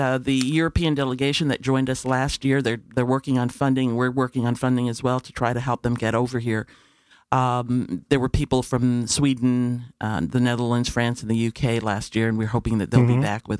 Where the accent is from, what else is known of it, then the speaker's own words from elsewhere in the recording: Panama; born there; I was not born in the United States.